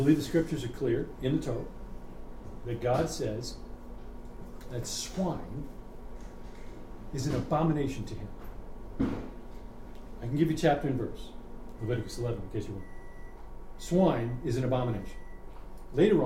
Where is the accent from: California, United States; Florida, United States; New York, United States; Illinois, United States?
New York, United States; when I grew up in New York